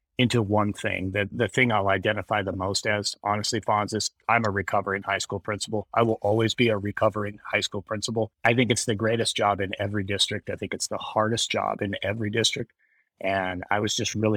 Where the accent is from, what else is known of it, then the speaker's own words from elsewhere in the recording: Wyoming, United States; moved away as an adult; also born or lived in Kingman, Arizona; we moved back to my home state of Wyoming